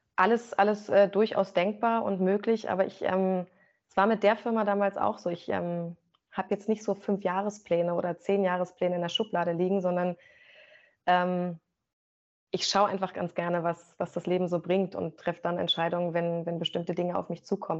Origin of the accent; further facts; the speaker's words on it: Rangsdorf, Brandenburg, Germany; also born or lived in Potsdam / Berlin; now in Magdeburg, Germany; Die haben dann beide eine gemeinsame Wohnung in Rangsdorf bekommen, südlich von Berlin, also auch Brandenburg. Und da ähm, starten dann eigentlich erst so meine, meine ersten Erinnerungen